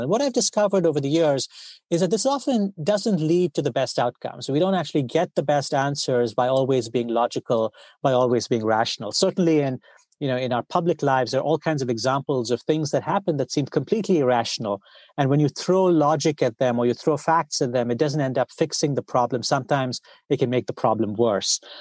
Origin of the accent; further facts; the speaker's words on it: India; I grew up, uh, I grew up in India